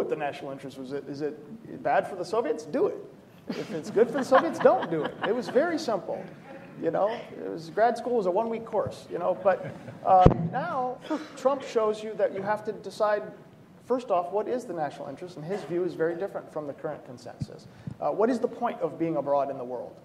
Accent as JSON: {"language": "English", "region": "Michigan", "country": "United States", "said": "I'm from Michigan"}